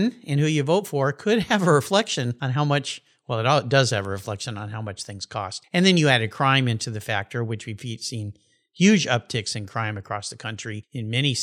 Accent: California, United States; moved away; I'm from California originally.

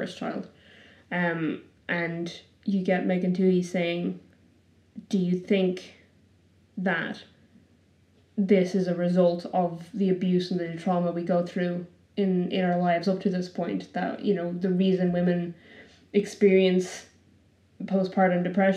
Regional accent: Ireland; now in Wellington, New Zealand; I grew up in Ireland

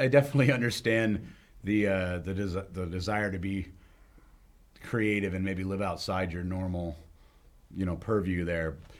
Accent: Charlestown, New Hampshire, United States; now in Bellows Falls, United States; growing up in Charlestown

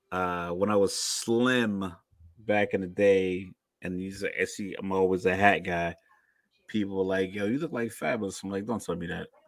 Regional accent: New York, United States; I'm from New York. I'm a point guard.

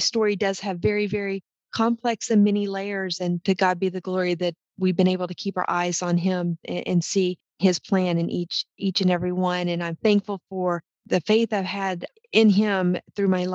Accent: Texas, United States; moved away as an adult; also born or lived in Oklahoma / Minnesota; I grew up in Texas, accepted my first career in the petroleum industry, which took me to Oklahoma

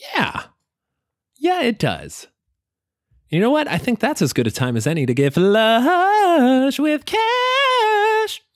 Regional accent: Illinois, United States; we're going to my home state

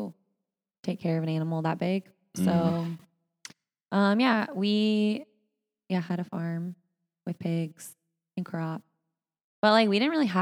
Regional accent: Indianapolis, Indiana, United States; moved away as an adult; now in San Francisco, United States; I live in San Francisco, but I'm originally from Indiana

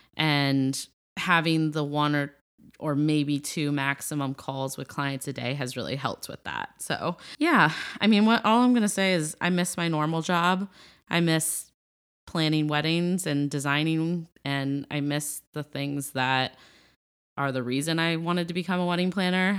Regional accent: Ohio, United States; I'm from Ohio

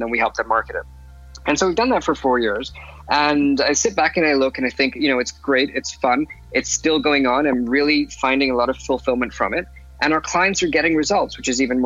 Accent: Lagos, Nigeria; now in London, United Kingdom; I was born in London, and I spent about 11 years of my life living in Lagos, Nigeria. And then I came back to London, continued my education here

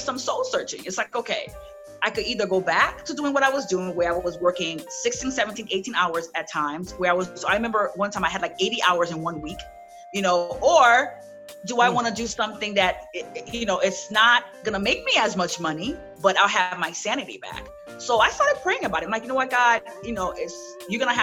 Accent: New York City, New York, United States; also born or lived in Haiti; I grew up in Brooklyn, Flatbush area

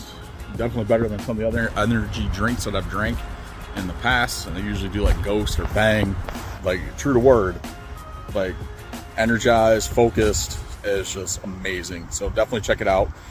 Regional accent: Elmira, New York, United States; my hometown, Elmira, New York

